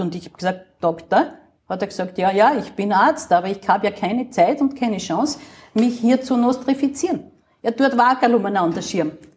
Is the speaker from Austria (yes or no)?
yes; Upper Austria, Austria; moved away as an adult; now in Vienna, Austria; als Oberösterreicherin